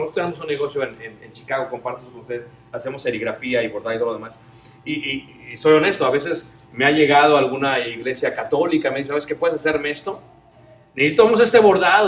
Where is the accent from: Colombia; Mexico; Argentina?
Mexico; Mexico City; Yo soy de Ciudad de México